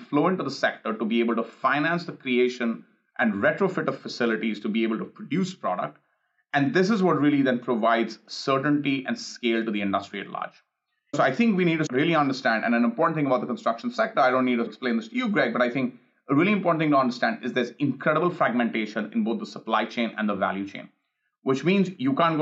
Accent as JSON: {"language": "English", "country": "India", "tie": "born or raised there", "moved": "yes", "lives_now": "Los Angeles, United States", "said": "I grew up in India"}